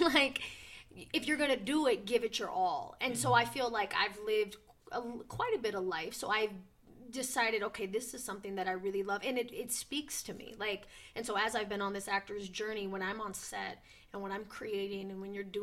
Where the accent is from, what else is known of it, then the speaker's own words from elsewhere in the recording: St. Paul, Minnesota, United States; moved away; I'm originally from Minnesota, St. Paul, Minnesota